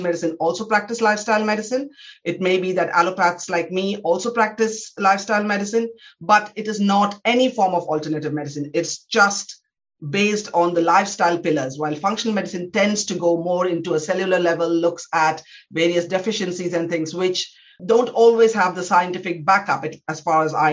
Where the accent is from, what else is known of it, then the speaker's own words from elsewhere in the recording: India; moved away as an adult; now in United Kingdom; I was born in India. I trained in some of the top medical institutions in India